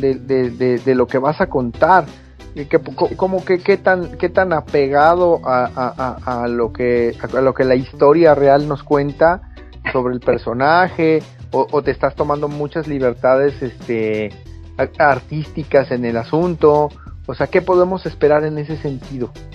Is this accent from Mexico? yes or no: yes; Mexico; nosotros como mexicanos